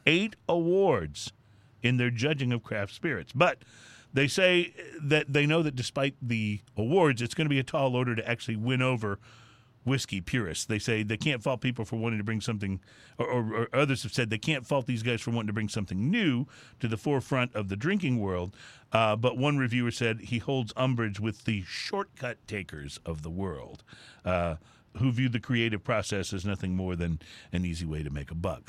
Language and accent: English; Texas, United States; I grew up in Texas